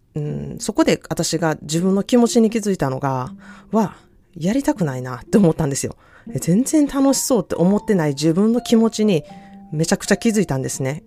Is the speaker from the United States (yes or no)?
yes; United States; also born or lived in Japan; 日本で生まれたけれども育ったのはアメリカです